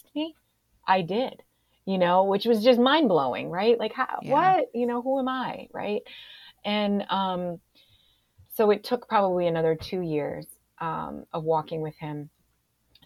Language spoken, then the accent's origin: English; Springfield, United States; moved away as an adult; I moved back to my hometown of Springfield